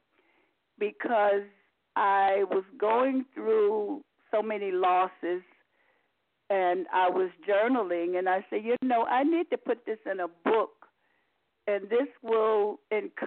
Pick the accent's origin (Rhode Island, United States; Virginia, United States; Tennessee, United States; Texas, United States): Virginia, United States; moved away as an adult; also born or lived in New York; I'm originally from Virginia. I spent most of my adult life in New York, working at the Postal Service.